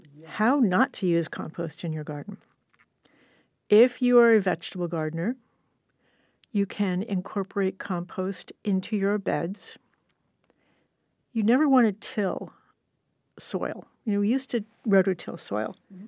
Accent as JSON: {"language": "English", "region": "California", "country": "United States", "tie": "born or raised there", "said": "I'm born and raised in Southern California. I have never seen a full-on rainstorm in summer."}